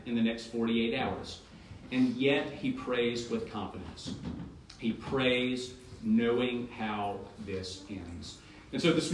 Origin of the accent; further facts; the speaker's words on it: United States; I'm an American Christian